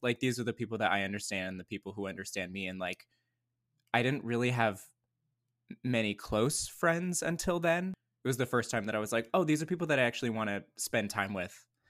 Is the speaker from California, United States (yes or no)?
yes; Lake Arrowhead, California, United States; I grew up in Lake Arrowhead, California, which is in Southern California, but in the mountains